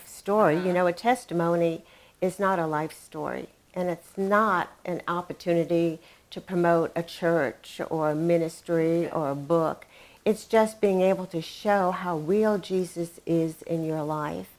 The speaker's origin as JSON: {"language": "English", "region": "New England", "country": "United States", "tie": "born or raised there", "moved": "yes", "lives_now": "Dallas, United States", "said": "I grew up in New England, and it was a very closed environment."}